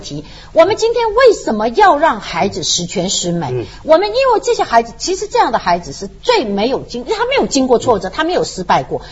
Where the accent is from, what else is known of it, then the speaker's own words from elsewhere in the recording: China; 我们中国人